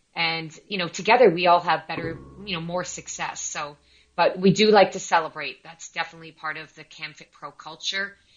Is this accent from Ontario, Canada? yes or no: yes; near Toronto, Ontario, Canada; now in London, Canada; my hometown, which is near Toronto.